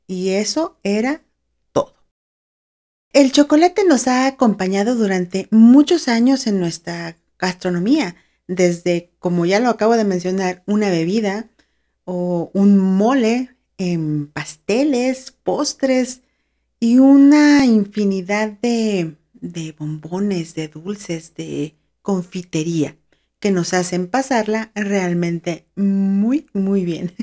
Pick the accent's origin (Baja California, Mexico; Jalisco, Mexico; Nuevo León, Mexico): Baja California, Mexico; Mexicali; now in San Luis Potosí, Mexico; Yo nací en Mexicali, Baja California, pero ya tengo bastantes años viviendo en San Luis Potosí, acá en México